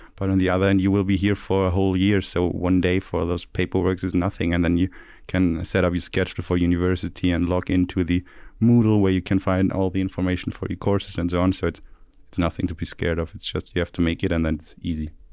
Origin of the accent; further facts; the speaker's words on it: Stuttgart, Baden-Württemberg, Germany; I'm from the H T M, I'm from Stuttgart